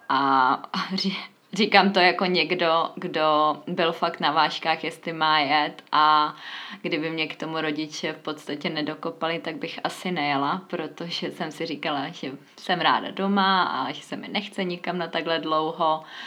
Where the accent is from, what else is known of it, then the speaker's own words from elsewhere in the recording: Czechia; moved away as an adult; now in Valencia, Spain; jako jsem já z České republiky